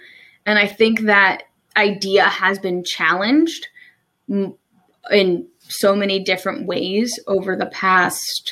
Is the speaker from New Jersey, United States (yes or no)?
yes; New Jersey, United States; moved away as an adult; also born or lived in Maryland; now in Salisbury, Maryland, United States